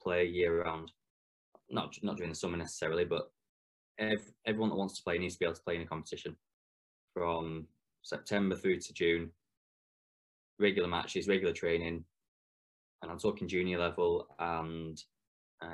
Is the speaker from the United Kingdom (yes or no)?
yes; England, United Kingdom; being English and being a futsal coach